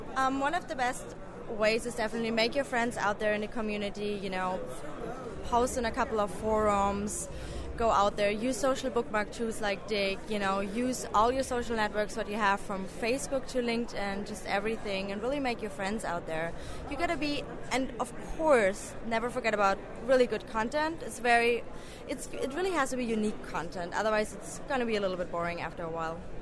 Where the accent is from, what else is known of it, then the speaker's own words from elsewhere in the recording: Germany; moved away; I'm originally from Germany